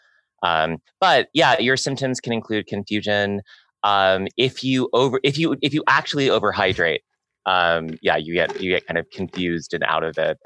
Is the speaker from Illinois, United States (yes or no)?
no; New York, United States; I as a New Yorker